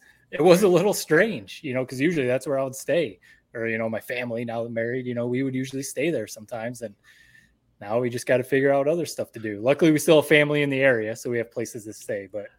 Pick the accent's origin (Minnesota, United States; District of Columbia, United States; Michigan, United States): Michigan, United States; Owosso; my parents' house, the house that I grew up in Owosso on East Grand River there.